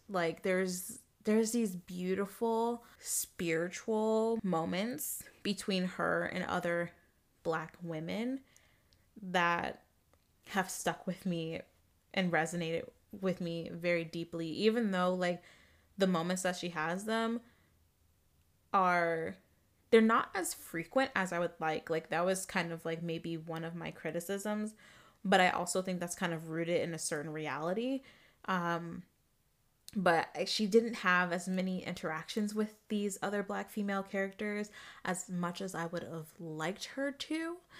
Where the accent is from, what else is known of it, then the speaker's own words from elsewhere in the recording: Arizona, United States; I'm a black girl growing up in Arizona